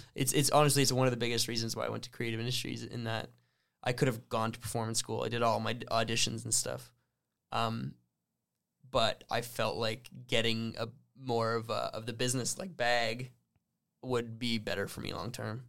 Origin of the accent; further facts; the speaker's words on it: Sudbury, Ontario, Canada; growing up in the French community in Sudbury